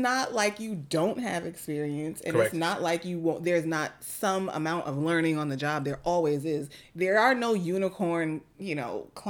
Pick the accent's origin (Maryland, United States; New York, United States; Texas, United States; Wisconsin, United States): New York, United States; as a New Yorker